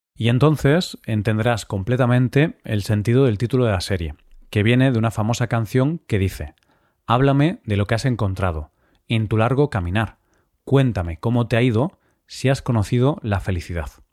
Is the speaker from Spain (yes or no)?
yes; Spain; somos todos los españoles